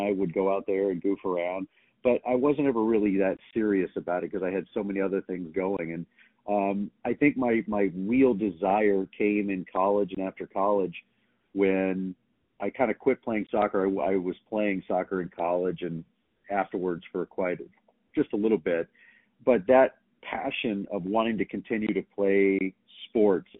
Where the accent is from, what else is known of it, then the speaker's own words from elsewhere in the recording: Texas, United States; moved away; also born or lived in Dallas; growing up in Texas, you know, especially in the 70s and 80s when I was growing up